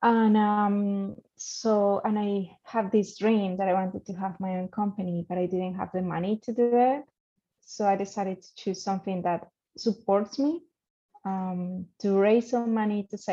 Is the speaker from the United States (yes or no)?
no; Colombia; moved away as an adult; now in Canada; I am from Colombia. I grew up in Colombia